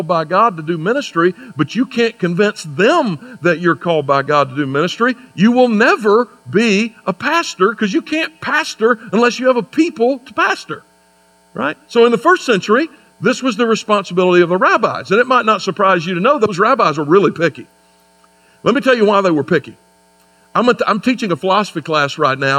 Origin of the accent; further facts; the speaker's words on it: United States; I have students at Anderson University where I teach in my home state